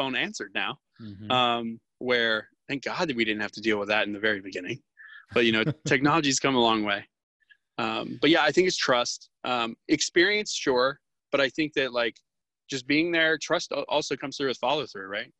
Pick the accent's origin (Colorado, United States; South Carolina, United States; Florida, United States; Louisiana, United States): Florida, United States; I'm from Florida.